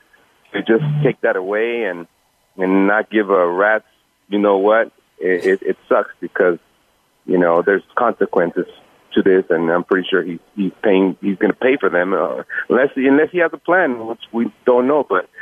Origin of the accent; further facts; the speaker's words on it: Tijuana, Baja California, Mexico; now in San Diego, United States; I wasn't born here. I was born in Mexico, in Tijuana, but top of the border. But San Diego is definitely home for me, and this is where I'm planning to retire and raise my kids